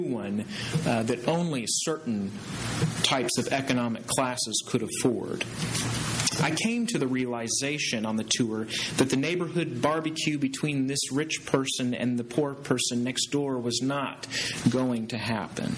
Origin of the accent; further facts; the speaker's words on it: Kansas, United States; moved away as an adult; also born or lived in Waco, Texas / Temple, Texas / Louisiana; I'm from Kansas, and I went to Friends University in Wichita, Kansas